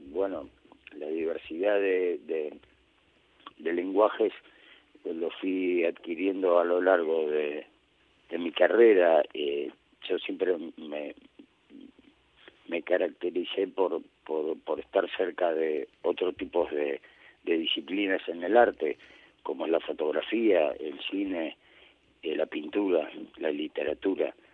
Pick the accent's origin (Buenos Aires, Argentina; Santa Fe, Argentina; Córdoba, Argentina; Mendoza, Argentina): Buenos Aires, Argentina; en mi ciudad natal, Buenos Aires